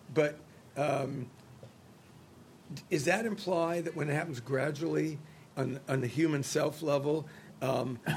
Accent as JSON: {"language": "English", "country": "United States", "tie": "born or raised there", "said": "I'm an American. I was born and raised in America"}